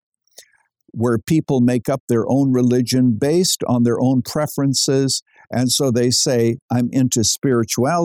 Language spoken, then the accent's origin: English; Canada; I was born in Canada.